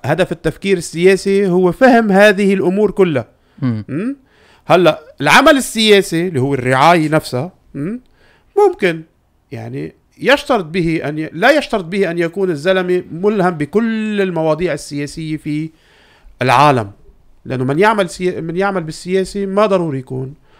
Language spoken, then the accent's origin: Arabic; Lebanon; عندنا بلبنان